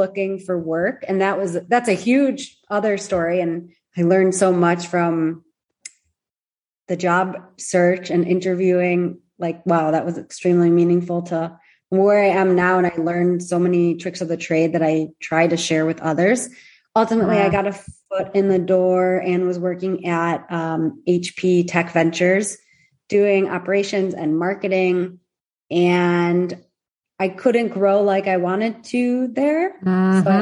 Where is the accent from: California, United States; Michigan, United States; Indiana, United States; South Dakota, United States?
Michigan, United States; accent: Midwestern; now in Tel Aviv, Israel; I'm originally from Michigan, so you might hear a good Midwestern accent